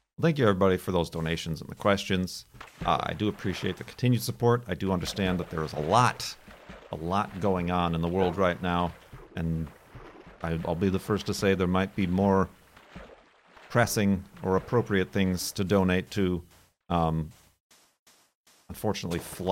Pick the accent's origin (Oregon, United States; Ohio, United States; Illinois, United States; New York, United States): Illinois, United States; as an American, I'm taught about the history, even growing up in Illinois